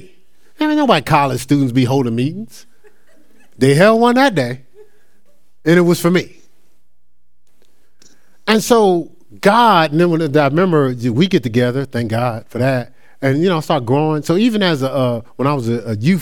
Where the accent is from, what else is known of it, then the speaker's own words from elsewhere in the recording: Newark, New Jersey, United States; I'm still born and raised in Newark, New Jersey